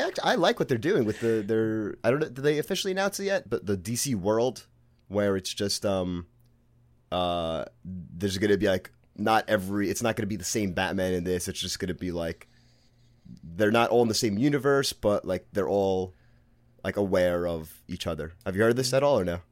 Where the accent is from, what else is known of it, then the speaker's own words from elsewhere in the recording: New York City, New York, United States; accent: Brooklyn; I'm from Brooklyn, if you can tell from my accent